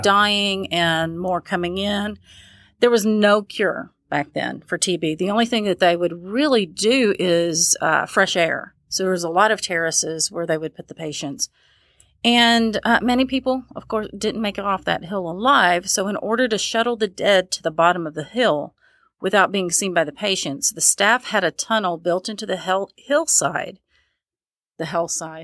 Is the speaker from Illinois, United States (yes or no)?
no; Louisville, Kentucky, United States; my hometown of Louisville, Kentucky